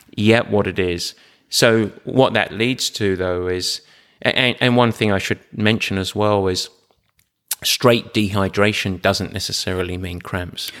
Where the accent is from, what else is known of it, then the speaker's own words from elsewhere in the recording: England, United Kingdom; I'm English